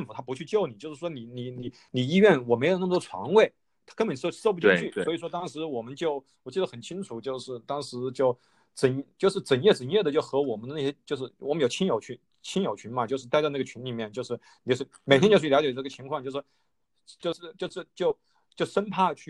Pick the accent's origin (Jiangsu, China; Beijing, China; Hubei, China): Hubei, China; Wuhan; now in Australia; 就是因为我是武汉人